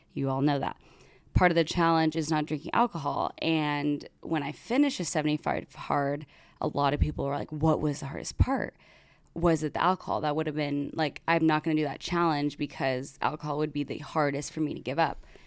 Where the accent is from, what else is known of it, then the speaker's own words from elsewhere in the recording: United States; I'm American